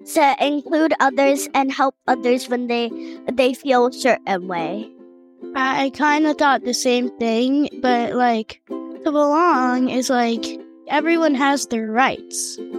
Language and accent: English; Middleburg, Florida, United States; I'm eight years old, and I'm from Middleburg, Florida